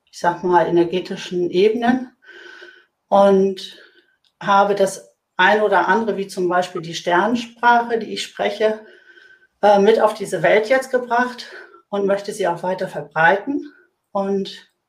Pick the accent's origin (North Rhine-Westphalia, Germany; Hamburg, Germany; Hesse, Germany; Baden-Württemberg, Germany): Hamburg, Germany; Ich bin äh, Hamburgerin, äh, Bankerin seit 30 Jahren